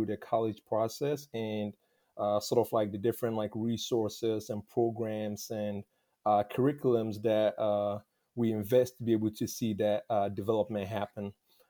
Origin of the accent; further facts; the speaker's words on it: Tarkwa, Western Region, Ghana; moved away as an adult; now in Indianapolis, United States; I currently reside in Indianapolis, Indiana, but I'm originally from Tarkwa in Ghana. I've been in the U.S. for the past 11 years.